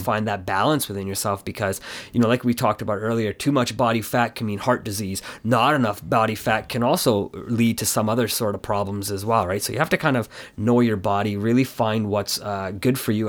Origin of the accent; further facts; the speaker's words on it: Canada; my parents had moved from, uh, in, Ca, India to Canada, and my, and I was born here in Canada